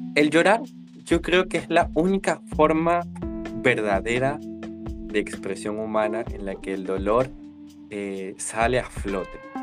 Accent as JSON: {"language": "Spanish", "country": "Venezuela", "moved": "as an adult", "lives_now": "Valparaíso, Chile", "said": "soy venezolano en un país austral actualmente y a ver, de estos eh, casi 27 años que tengo y 4 años en Chile"}